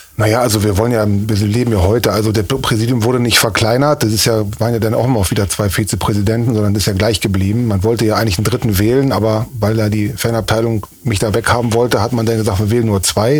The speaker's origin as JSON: {"language": "German", "region": "Berlin", "country": "Germany", "also_born_or_lived": "Cologne / Mönchengladbach", "moved": "as an adult", "lives_now": "Osnabrück, Germany", "said": "Bin Berliner Junge, lebe seit 30 Jahren in diesem Jahr in Osnabrück"}